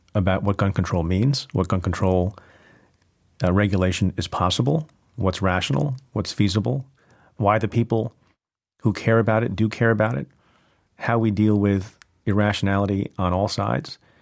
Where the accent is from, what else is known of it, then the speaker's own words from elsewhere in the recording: New Jersey, United States; I grew up in New Jersey